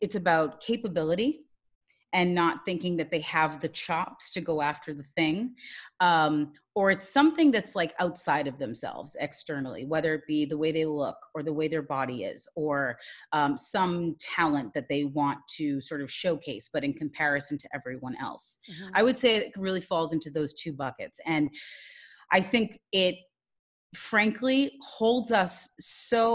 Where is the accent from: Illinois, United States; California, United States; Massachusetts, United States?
Massachusetts, United States; now in Washington, D.C., United States; I am originally from Massachusetts, but now currently live in Washington, D.C.